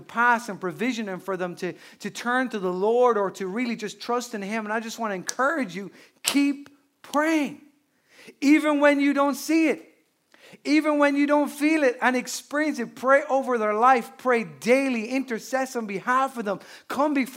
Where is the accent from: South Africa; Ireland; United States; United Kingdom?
Ireland; Newbridge, Leinster; my hometown of Newbridge and Kildare, which is a small town